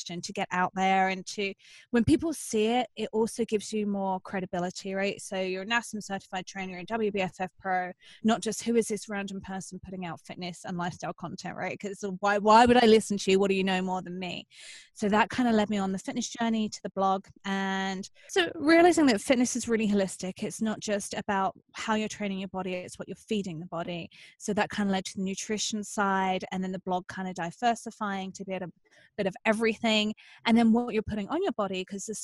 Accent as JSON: {"language": "English", "region": "England", "country": "United Kingdom", "tie": "born or raised there"}